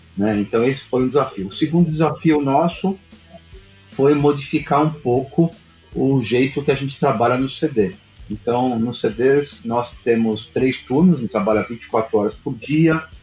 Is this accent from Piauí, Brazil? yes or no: no; São Paulo, Brazil; lá perto de onde, onde eu nasci, lá no Bom Retiro